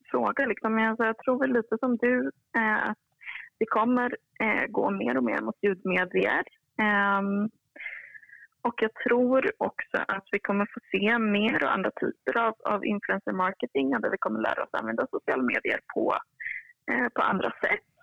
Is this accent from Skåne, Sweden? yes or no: no; Kiruna, Norrbotten County, Sweden; also born or lived in Uppsala; now in Stockholm, Sweden; lite smålandspåbrå och halvnorsk och född och uppväxt i Kiruna